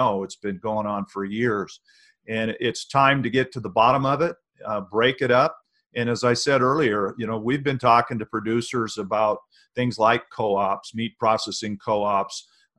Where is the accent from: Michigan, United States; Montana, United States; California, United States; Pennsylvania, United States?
Montana, United States; Hardin; I grew up in Hardin, Montana